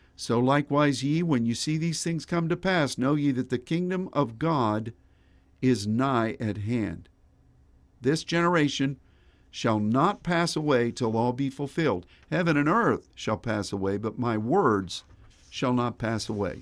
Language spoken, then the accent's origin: English; Pittsburgh, Pennsylvania, United States; I grew up in Pittsburgh, and we had a lot of streams and creeks, and we had three rivers